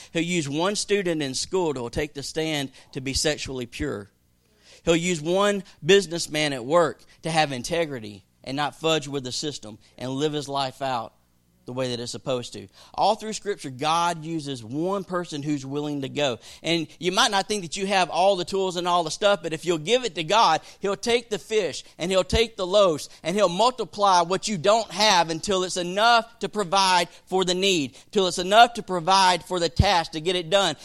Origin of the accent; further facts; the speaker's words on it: the South, United States; growing up in the South